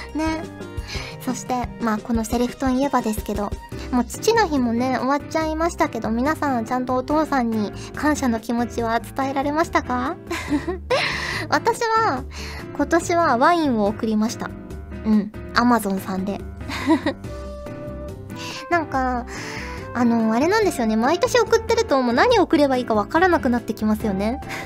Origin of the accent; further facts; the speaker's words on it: Fukuoka, Japan; moved away as an adult; also born or lived in Hachioji, Tokyo; 福岡から出てきて